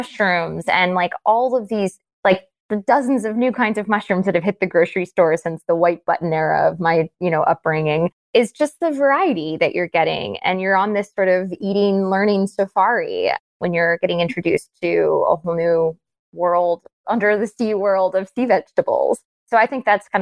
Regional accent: Cape Cod, Massachusetts, United States; I grew up on Cape Cod

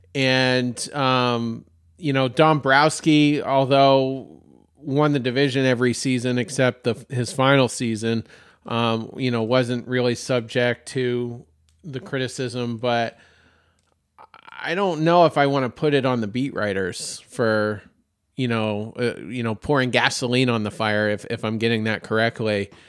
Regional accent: Maine, United States; now in Myrtle Beach, United States; my home state of Maine

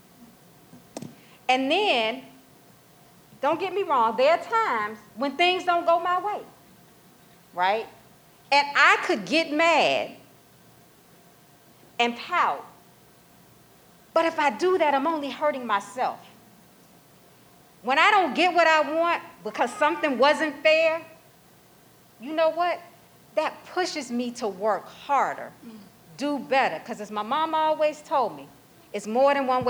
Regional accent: Mississippi, United States; I was born in Mississippi

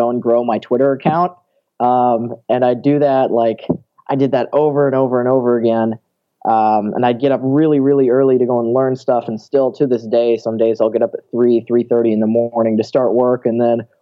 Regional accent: Milwaukee, Wisconsin, United States; originally I was born in Milwaukee

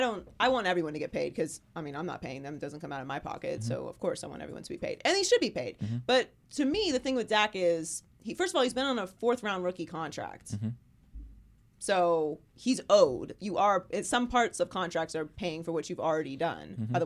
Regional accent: Pittsburgh, Pennsylvania, United States; Pittsburgh, Pennsylvania.

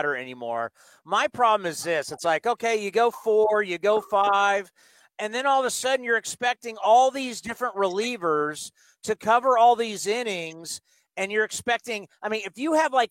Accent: San Diego, California, United States; when I was a kid growing up in San Diego, there was a San Diego School of Baseball

